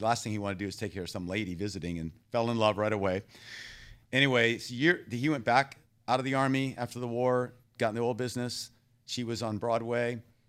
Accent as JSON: {"language": "English", "country": "Thailand", "tie": "born or raised there", "also_born_or_lived": "Texas, United States", "said": "And I was born in Texas. I grew up in Thailand."}